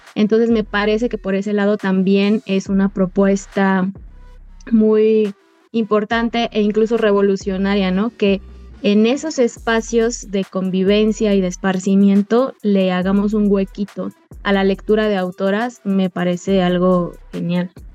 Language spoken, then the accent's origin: Spanish; Mexico; directora de esta asociación civil que está conformada por 11 mujeres mexicanas